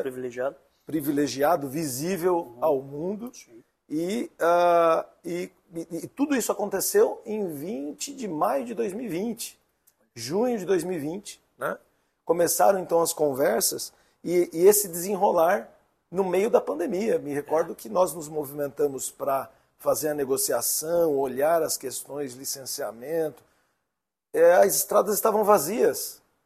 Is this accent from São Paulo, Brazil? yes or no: yes; São Paulo, Brazil; moved away as an adult; also born or lived in Indaiatuba, São Paulo / Santa Catarina; Sou paulistano da Gema